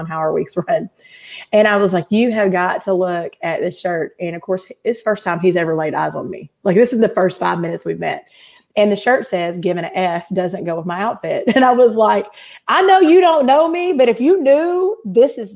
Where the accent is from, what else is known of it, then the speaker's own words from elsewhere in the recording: Little Rock, Arkansas, United States; also born or lived in Seattle area / Benton, Arkansas; now in Arkansas, United States; I grew up in Little Rock